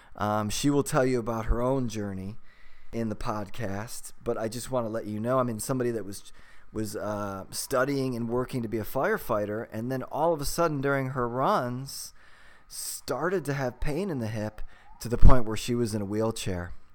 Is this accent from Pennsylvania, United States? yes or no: no; Cleveland, Ohio, United States; moved away; also born or lived in California; growing up in Cleveland, Ohio